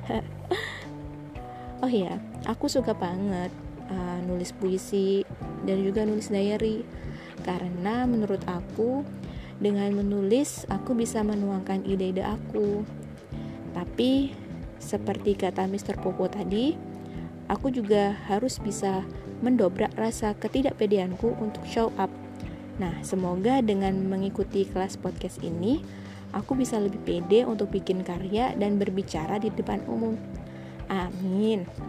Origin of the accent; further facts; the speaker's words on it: Surabaya, East Java, Indonesia; aku domisili Surabaya nih dari kecil sampai sekarang di Surabaya.